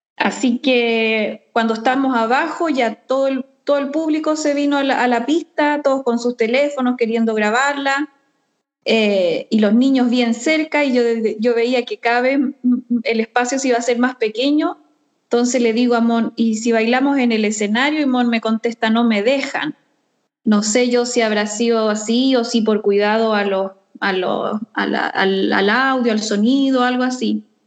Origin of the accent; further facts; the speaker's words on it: Chile; now in Sweden; nuestra cueca y de nuestro pascuense